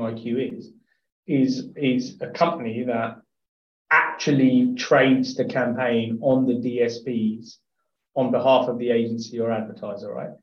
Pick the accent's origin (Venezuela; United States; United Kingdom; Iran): United Kingdom; Hertfordshire, East of England; I grew up in Hertfordshire, looked down from Letchworth